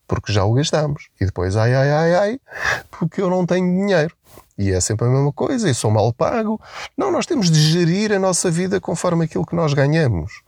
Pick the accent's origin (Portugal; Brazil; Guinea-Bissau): Portugal; nós enquanto portugueses